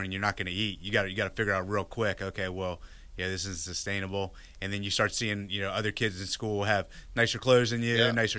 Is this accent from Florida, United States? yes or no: no; Northern Virginia, United States; born or raised there; now in Austin, United States